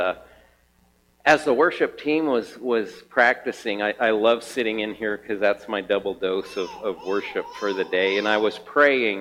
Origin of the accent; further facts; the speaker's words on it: Kansas, United States; now in Helena, United States; I'm from Kansas, from a farmer